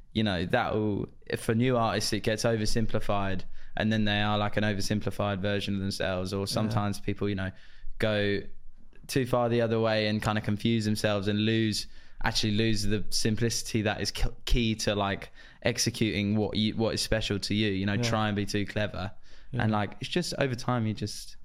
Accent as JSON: {"language": "English", "town": "Cheshunt", "region": "East of England", "country": "United Kingdom", "tie": "born or raised there", "said": "my hometown, Cheshunt"}